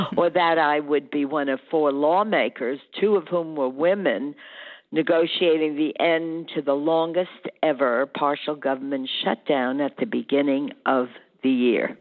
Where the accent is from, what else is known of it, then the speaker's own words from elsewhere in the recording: New York City, New York, United States; as a young woman growing up in the Bronx, New York